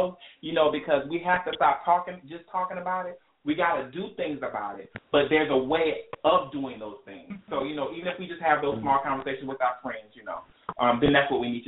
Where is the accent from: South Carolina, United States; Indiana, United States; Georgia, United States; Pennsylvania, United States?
South Carolina, United States; I'm from South Carolina. We dealt with that Confederate flag stuff when I was in high school